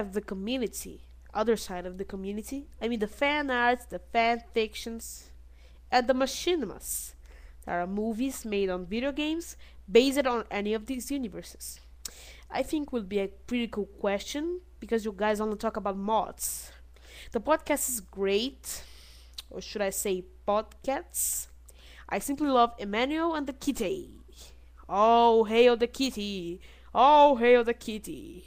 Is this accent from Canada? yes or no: no; Brazil; English is a second language; I am a kid from Brazil, so I have a kind of an accent